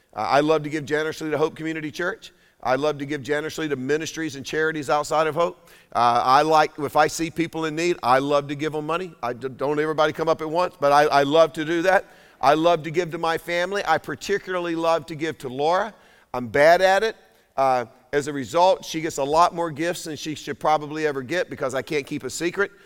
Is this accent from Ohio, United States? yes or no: no; Durham, North Carolina, United States; I'm a redneck from Durham